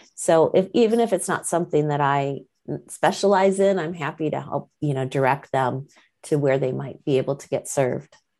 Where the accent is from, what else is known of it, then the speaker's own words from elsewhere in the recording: Michigan, United States; moved away; I'm originally from Michigan